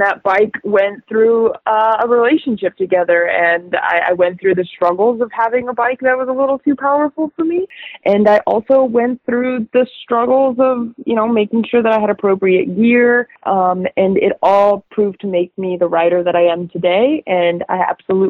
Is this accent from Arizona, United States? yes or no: yes; Tucson, Arizona, United States; moved away as an adult; now in San Diego, United States; I was born and raised in Arizona. I never lived anywhere other than Tucson.